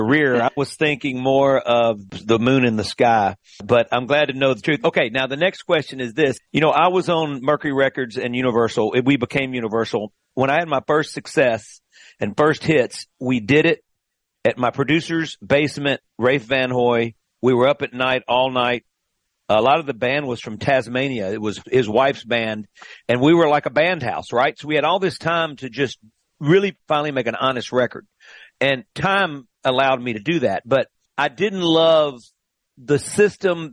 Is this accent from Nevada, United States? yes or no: no; Greenville, Mississippi, United States; we go generations back there in Greenville, Mississippi.